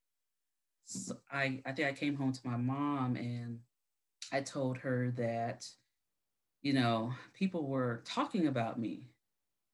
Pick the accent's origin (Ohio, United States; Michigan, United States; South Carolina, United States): South Carolina, United States; I'm from South Carolina, so I am in the South